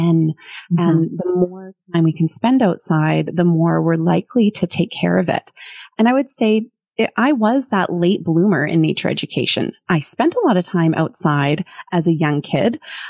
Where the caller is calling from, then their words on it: Port Moody, British Columbia, Canada; I come from Port Moody in British Columbia.